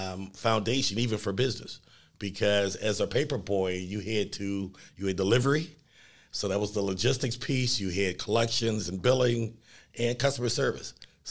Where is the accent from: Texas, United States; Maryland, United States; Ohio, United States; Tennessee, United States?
Ohio, United States; Cleveland; also born or lived in Warrensville; I was born in Cleveland. We moved to East Cleveland for about 6-7 years. I was a paper boy, and then Warrensville. I graduated from Warrensville.